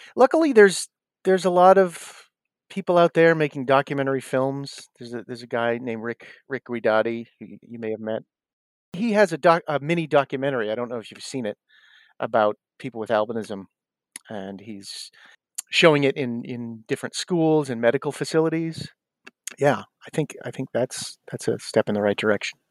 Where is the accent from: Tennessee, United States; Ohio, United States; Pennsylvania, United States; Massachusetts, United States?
Massachusetts, United States; South Shore; moved away; also born or lived in Los Angeles / New York; I grew up in South Shore, Mass